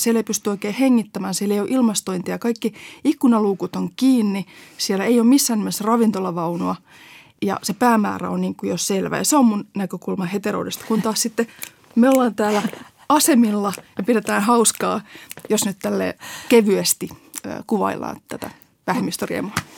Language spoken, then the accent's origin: Finnish; Helsinki, Uusimaa, Finland; kasvoin pääkaupunkiseudulta, siis Helsingissä